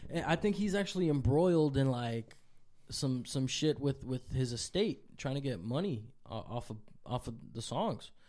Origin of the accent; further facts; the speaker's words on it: New York City, New York, United States; also born or lived in Dominican Republic; I was born in New York City, but it just so happened that my mom was here.